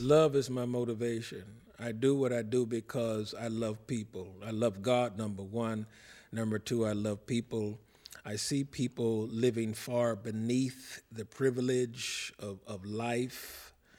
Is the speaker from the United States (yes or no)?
yes; Cincinnati, Ohio, United States; moved away; I'm from Cincinnati